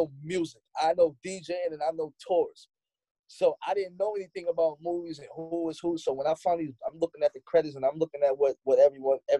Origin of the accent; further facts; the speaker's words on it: New York City, New York, United States; Me and Tip actually, we're from Queens